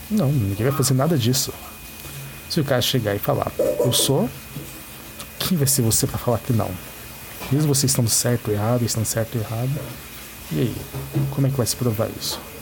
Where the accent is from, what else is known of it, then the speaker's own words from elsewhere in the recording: São Paulo, Brazil; A região de São Paulo capital, todos sabem que é uma megalópole. E temos de tudo aqui. Eu sou um cara negro da quebrada